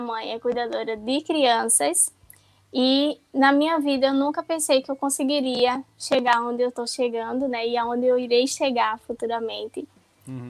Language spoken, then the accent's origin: Portuguese; Pernambuco, Brazil; sou do estado de Pernambuco